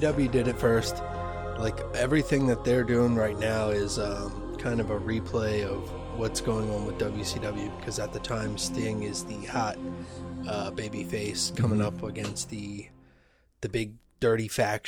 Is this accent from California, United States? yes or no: no; Orlando, Florida, United States; I was born in Orlando